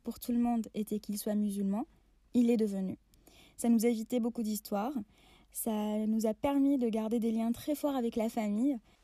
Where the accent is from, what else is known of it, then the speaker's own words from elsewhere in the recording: Oran, Oran Province, Algeria; Oran, ma ville natale